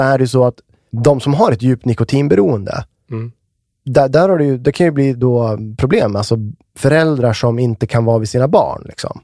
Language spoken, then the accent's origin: Swedish; Västmanland, Sweden; now in Uppsala, Sweden; där jag är ifrån, Västmanland